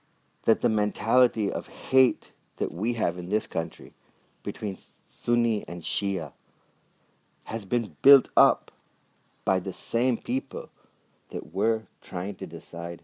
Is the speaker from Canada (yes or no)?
no; Pakistan